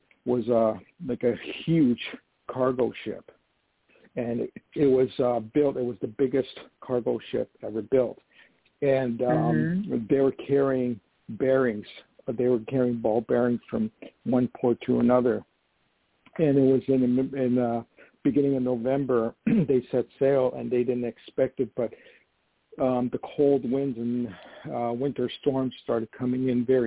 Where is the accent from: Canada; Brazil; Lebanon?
Canada; moved away as an adult; also born or lived in Poland / Toronto, Canada / Hollywood, United States; now in Poughkeepsie, United States; I was actually born in Poland, and my parents immigrated to Canada when I was 2 years old.